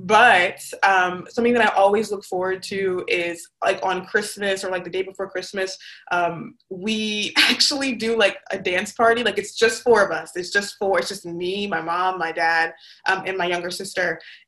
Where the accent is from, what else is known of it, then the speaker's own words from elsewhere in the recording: Nigeria; So I'm Nigerian. My parents are from Nigeria.